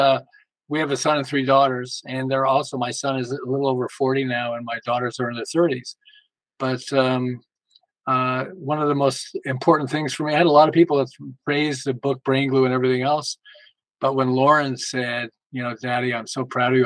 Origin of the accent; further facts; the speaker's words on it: Montreal, Quebec, Canada; moved away as an adult; now in Los Angeles, United States; I'm originally from, we're originally from Montreal and we moved to Los Angeles.